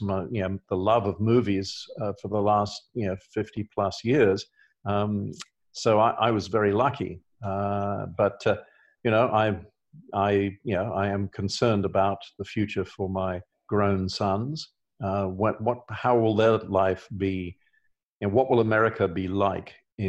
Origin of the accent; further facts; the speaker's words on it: England, United Kingdom; also born or lived in Australia / Los Angeles; now in Oregon, United States; I grew up in England